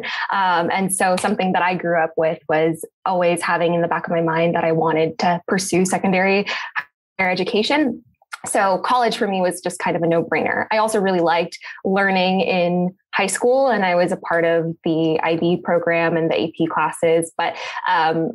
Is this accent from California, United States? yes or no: yes; Placentia, California, United States; I grew up in Placentia, born and raised my whole life with my parents and my two sisters